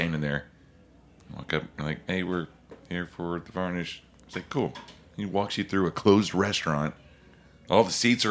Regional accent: Oklahoma, United States; I'm from Oklahoma.

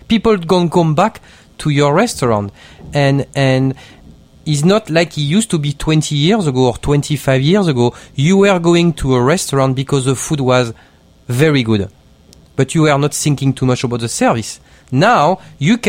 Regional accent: Marseille, Provence-Alpes-Côte d'Azur, France; English is a second language; moved away as an adult; also born or lived in Bordeaux / England; now in New York, United States; I'm from Marseille

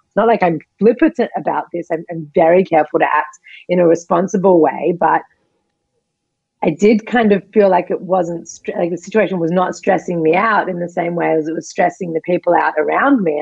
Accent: Australia; moved away; I'm from Australia.

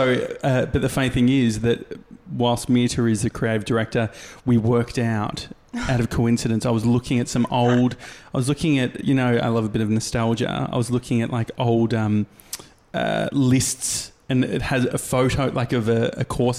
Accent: Australia; Because as an Australian, you

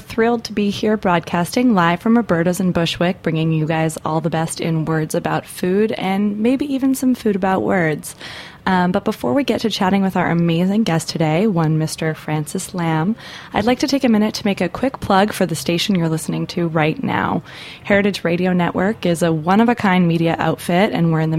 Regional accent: Canada; I'm a Canadian

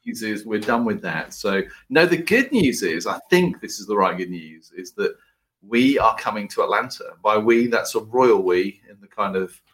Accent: United Kingdom; as a Brit

